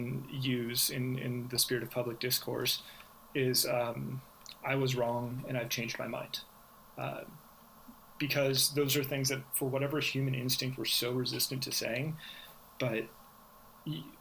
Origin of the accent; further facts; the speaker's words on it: Manhattan Beach, California, United States; now in El Segundo, United States; I live in El Segundo now. I grew up in Manhattan Beach